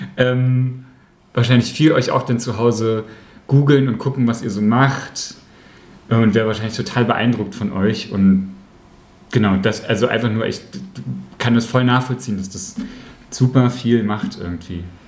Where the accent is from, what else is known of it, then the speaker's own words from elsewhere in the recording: Aschersleben, Saxony-Anhalt, Germany; in Aschersleben, wo ich groß geworden bin